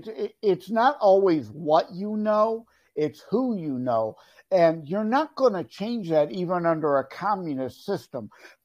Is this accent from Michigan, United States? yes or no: yes; Detroit, Michigan, United States; Because I'm from Detroit and Mayor Coleman Young.